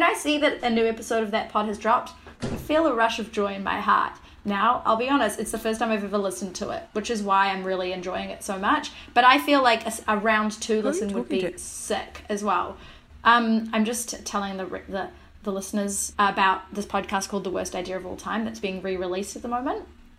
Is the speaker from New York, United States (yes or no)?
yes; New York, United States; And I'm like, nah, I'm woke. I'm from New York.